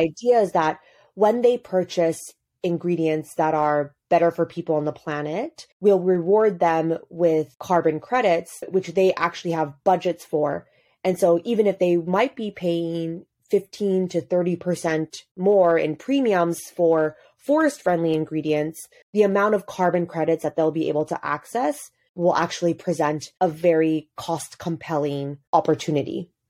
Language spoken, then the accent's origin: English; Hong Kong; moved away as an adult; also born or lived in United States; now in Addis Ababa, Ethiopia; I grew up in Hong Kong, pretty far removed from anything related to the continent